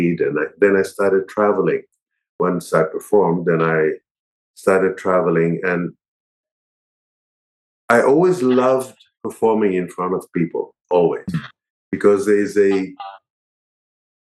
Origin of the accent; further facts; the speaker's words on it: Israel; moved away as an adult; also born or lived in New York; I grew up in Israel